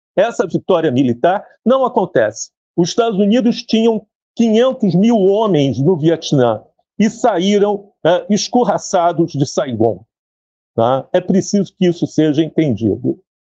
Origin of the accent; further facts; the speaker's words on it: Brazil; Mas somos brasileiros, estávamos no Brasil